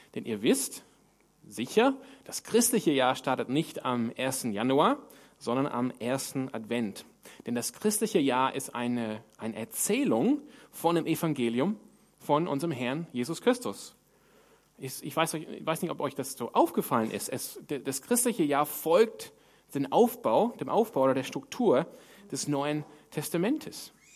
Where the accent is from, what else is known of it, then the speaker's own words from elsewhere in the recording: Sydney, New South Wales, Australia; moved away; wo ich herkomme in Sydney